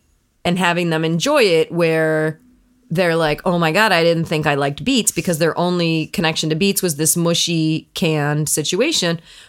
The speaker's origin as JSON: {"language": "English", "region": "Midwest", "country": "United States", "tie": "born or raised there", "said": "I grew up in the Midwest"}